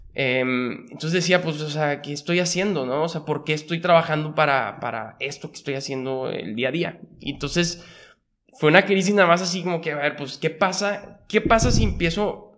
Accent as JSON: {"language": "Spanish", "town": "Monterrey", "region": "Nuevo León", "country": "Mexico", "tie": "born or raised there", "also_born_or_lived": "Mexico City"}